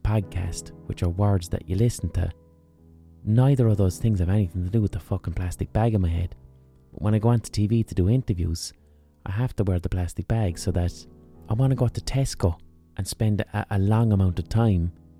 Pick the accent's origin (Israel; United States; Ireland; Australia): Ireland; as Irish people we can be globally overrepresented